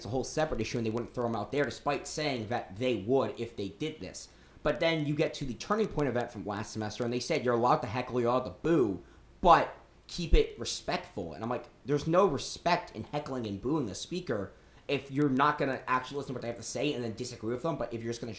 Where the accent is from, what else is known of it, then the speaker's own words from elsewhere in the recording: Washington, District of Columbia, United States; now in South Carolina, United States; I'm originally from the Washington, D.C. area